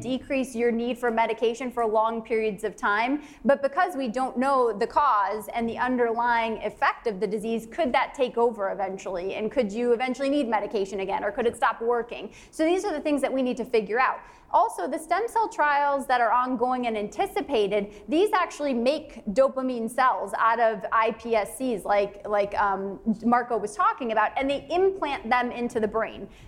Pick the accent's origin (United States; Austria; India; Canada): Canada; I'm from Canada.